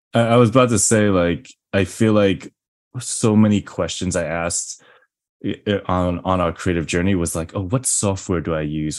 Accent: New York, United States; I'm from New York.

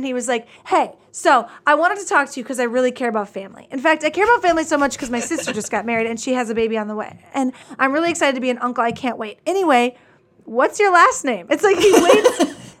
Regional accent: Wisconsin, United States; I'm 5'5". I'm from Wisconsin.

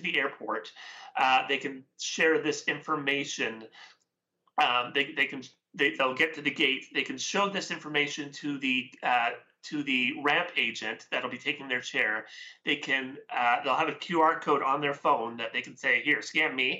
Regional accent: West Coast of Canada, Canada; I am Canadian, so I'm from the West Coast here.

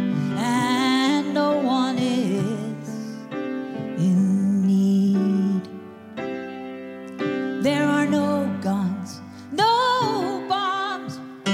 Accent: Philadelphia, Pennsylvania, United States; now in New York, United States; I'm from Philadelphia, but all my life in New York since 1978

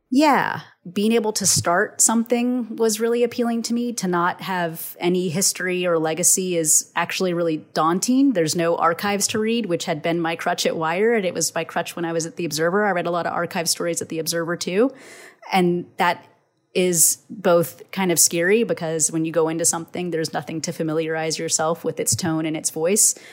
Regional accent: Texas, United States

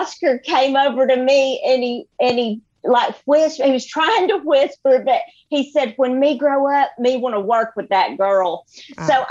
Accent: Gadsden, Alabama, United States; moved away as an adult; now in Nashville, United States; I grew up in Gadsden, Alabama, which is like a little map dot and in the middle of nowhere

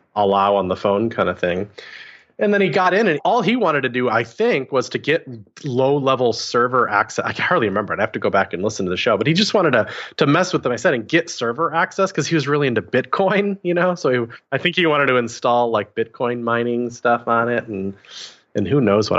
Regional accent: Wisconsin, United States; moved away as an adult; also born or lived in Portland, Oregon; I'd never left I grew up in Wisconsin

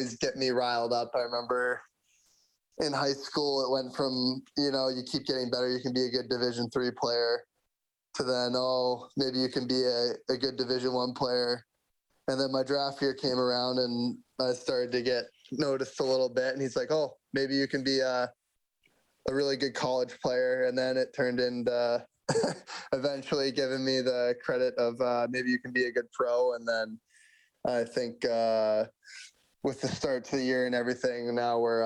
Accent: Manchester, New Hampshire, United States; moved away as an adult; now in Bakersfield, United States; I grew up in Manchester, New Hampshire.

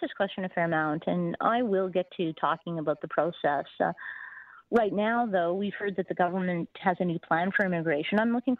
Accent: Canada; I believe as a Canadian that we have a core identity

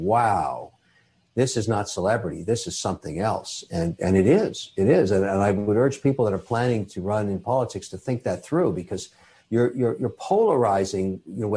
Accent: Canada; I'm a Canadian citizen. I'm also Irish

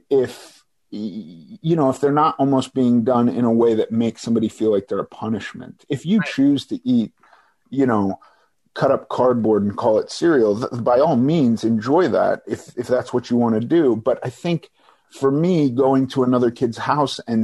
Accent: Los Angeles, California, United States; also born or lived in New York; I was born in New York, but we moved to Los Angeles when I was very young. And I've pretty much lived here in LA my whole life

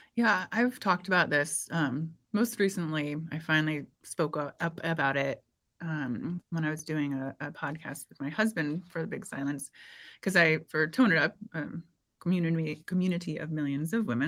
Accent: Indiana, United States; I grew up in Indiana

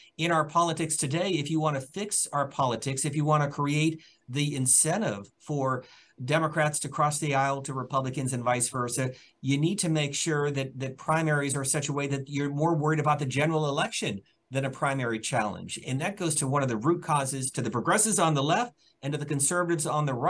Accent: Pennsylvania, United States; I'm from Pennsylvania

